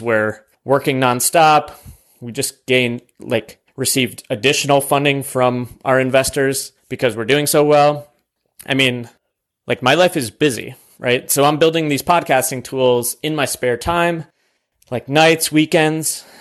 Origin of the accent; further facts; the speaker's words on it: New York, United States; moved away as an adult; also born or lived in South Carolina; now in Austin, United States; my home state of New York